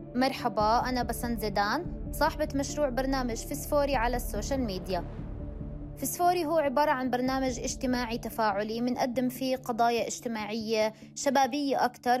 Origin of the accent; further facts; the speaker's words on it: Jordan; عندنا بالأردن